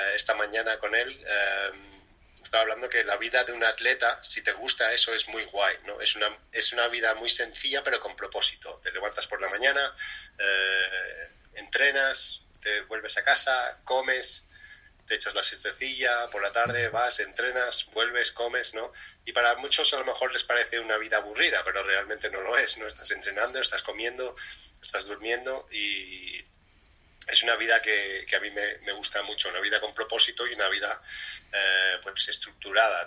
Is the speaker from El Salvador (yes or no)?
no; Spain; de crianza latina española